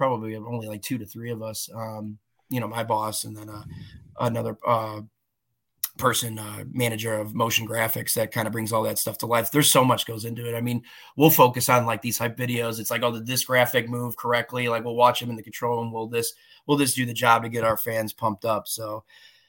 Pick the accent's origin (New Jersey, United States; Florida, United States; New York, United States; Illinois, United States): Illinois, United States; Des Plaines; I born and raised in Des Plaines